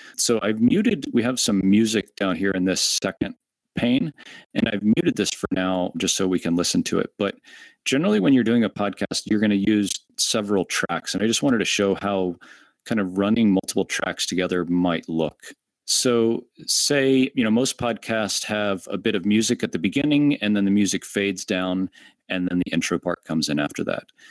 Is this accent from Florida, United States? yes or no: yes; Orlando, Florida, United States; I'm from Orlando